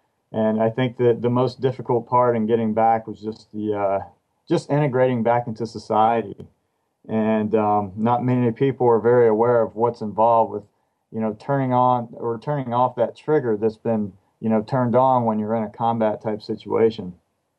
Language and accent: English; San Diego, California, United States; I'm from San Diego, California